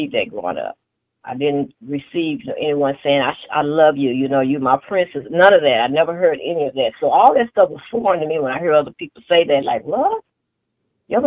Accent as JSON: {"language": "English", "town": "Tulsa", "region": "Oklahoma", "country": "United States", "tie": "born or raised there", "lives_now": "Oklahoma City, United States", "said": "that's where I was born and raised, on Black Wall Street in Tulsa, Oklahoma"}